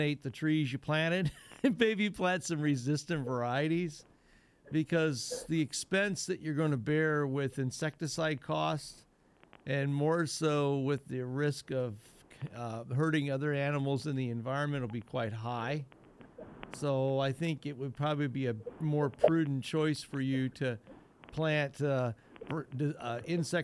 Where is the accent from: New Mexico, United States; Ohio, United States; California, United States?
Ohio, United States; Northwest; I was raised up in Northwest Ohio